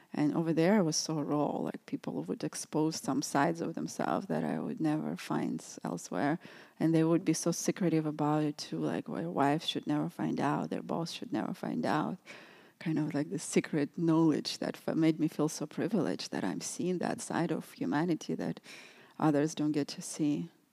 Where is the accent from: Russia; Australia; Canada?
Russia; moved away; also born or lived in New York City; growing up in Russia, it was a lot of repression there